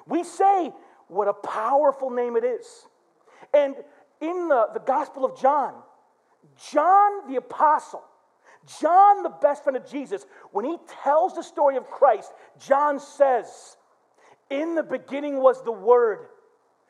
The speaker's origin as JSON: {"language": "English", "town": "Flint", "region": "Michigan", "country": "United States", "tie": "born or raised there", "said": "my brother, we grew up in Flint."}